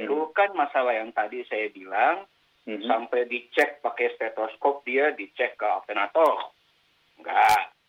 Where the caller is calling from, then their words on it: Kelapa Gading, Jakarta, Indonesia; dari Kelapa Gading.